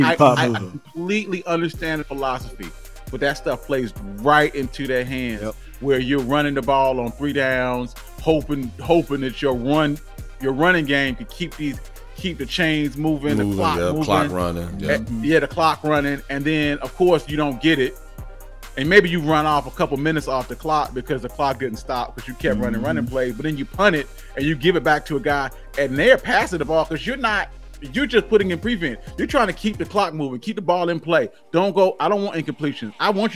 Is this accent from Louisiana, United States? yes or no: yes; New Orleans, Louisiana, United States; Like, I'm from New Orleans. I represent the Saints. This is what we do. This is just part of who we are.